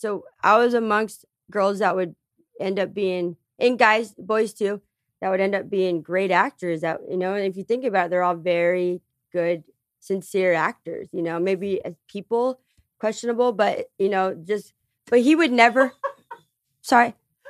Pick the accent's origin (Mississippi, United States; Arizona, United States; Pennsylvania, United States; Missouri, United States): Arizona, United States; Tucson; I grew up in Section 8 housing in Tucson, Arizona. Before the trailer park, I lived in Esbro.